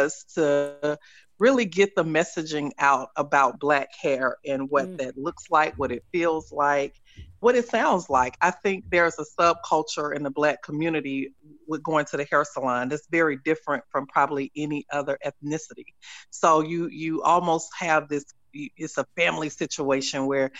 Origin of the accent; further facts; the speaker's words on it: Tuscaloosa, Alabama, United States; I grew up like in Tuscaloosa, Alabama